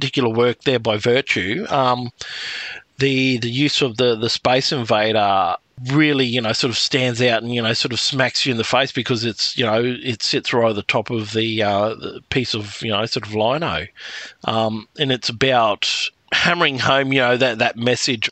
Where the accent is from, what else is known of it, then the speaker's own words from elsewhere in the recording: Thursday Island, Queensland, Australia; as a small child growing up in the Torres Straits